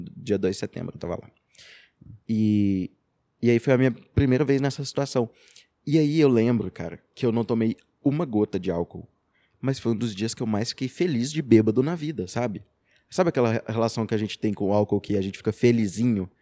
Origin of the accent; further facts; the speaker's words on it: Araxá, Minas Gerais, Brazil; also born or lived in Rio de Janeiro; eu sou professor de Filosofia e Sociologia, sou de Araxá